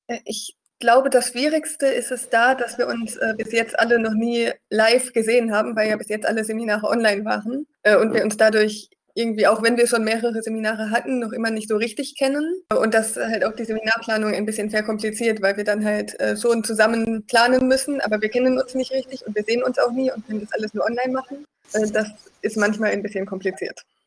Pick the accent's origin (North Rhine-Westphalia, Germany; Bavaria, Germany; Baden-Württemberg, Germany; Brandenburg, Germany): North Rhine-Westphalia, Germany; moved away as an adult; also born or lived in Eichsfeld; Ich komme ursprünglich aus NRW